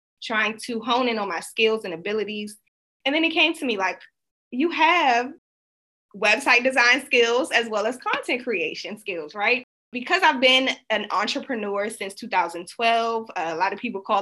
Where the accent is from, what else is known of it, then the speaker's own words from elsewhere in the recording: Washington, District of Columbia, United States; now in Maryland, United States; I am from Washington, D.C., the Washington, D.C. area. I currently reside in Maryland, though, so not too far from D.C.